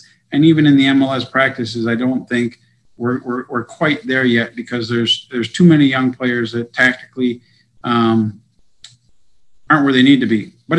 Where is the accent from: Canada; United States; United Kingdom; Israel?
United States; And especially being American.